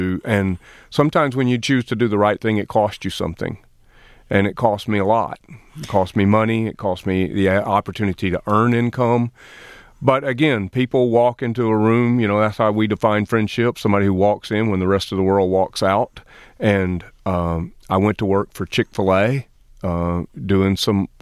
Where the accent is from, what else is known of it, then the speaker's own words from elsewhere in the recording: Lower Alabama, United States; moved away as an adult; also born or lived in Fenton, Michigan; now in Michigan, United States; I am from Lower Alabama